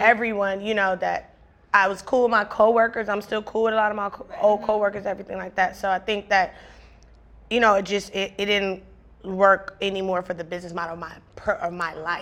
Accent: Compton, California, United States; I grew up in Compton, one of the most influential cities period

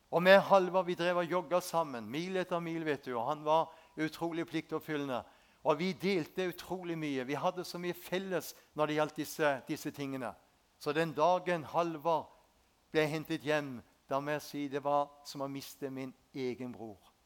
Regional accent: Spangereid, Agder, Norway; Jeg vokste opp ute på Spangereid, ei en fin bygd.

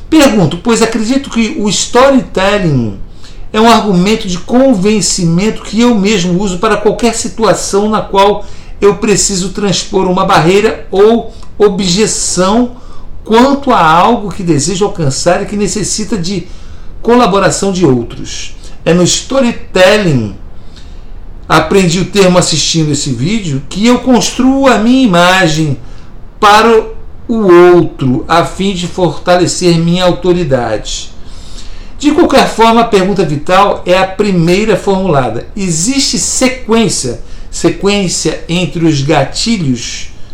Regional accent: Niterói, Rio de Janeiro, Brazil; fomos criados juntos lá em Itacoatiara, no Rio de Janeiro, em Niterói, na região oceânica de Niterói, Rio de Janeiro

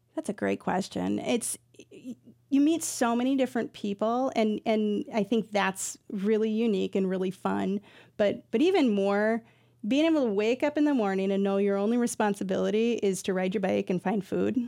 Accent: Iowa, United States; now in Twin Cities, United States; I grew up in Iowa for some years

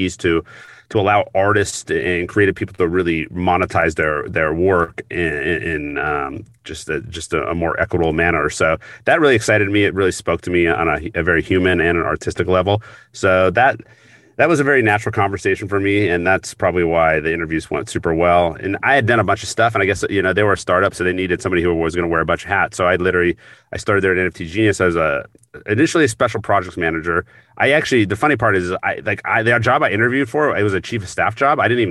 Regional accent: Seattle, Washington, United States; I grew up in Seattle

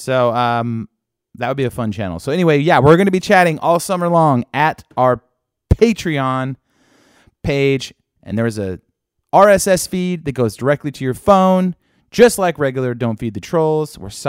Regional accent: Sacramento, California, United States; Yeah, and you're playing my hometown.

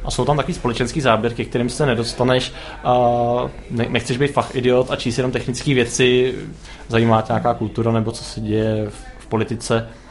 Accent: Zvěstov, Central Bohemian Region, Czechia; Zvěstov je vesnice, odkud pocházím

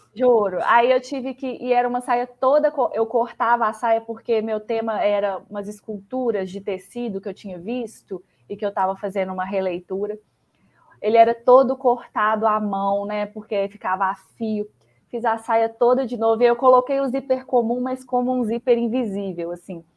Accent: Belo Horizonte, Minas Gerais, Brazil; accent: mineiro; Eu sou de BH, sotaque mineiro não, deixa, não me deixa mentir

